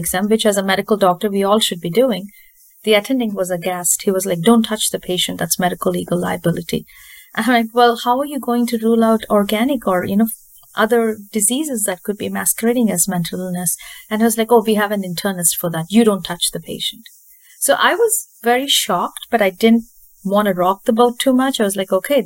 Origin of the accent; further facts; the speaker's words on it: India; moved away as an adult; also born or lived in California; now in Wisconsin, United States; I grew up in India.